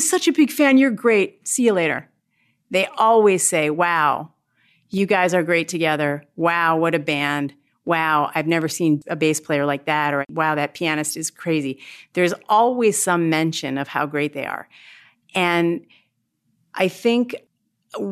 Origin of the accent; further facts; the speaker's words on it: Milwaukee, Wisconsin, United States; growing up in Milwaukee, I had no exposure to jazz